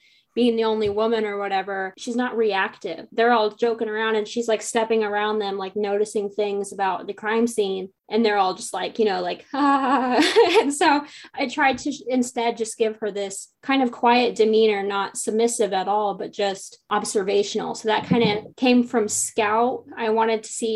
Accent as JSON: {"language": "English", "area": "near Logansport", "region": "Indiana", "country": "United States", "tie": "born or raised there", "said": "we both grew up not too far from Logansport."}